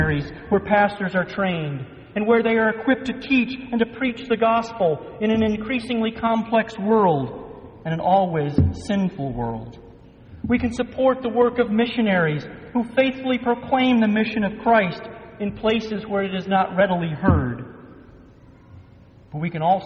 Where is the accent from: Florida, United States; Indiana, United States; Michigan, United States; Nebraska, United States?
Michigan, United States; Growing up in Michigan, nothing important ever seemed to come to our little suburban town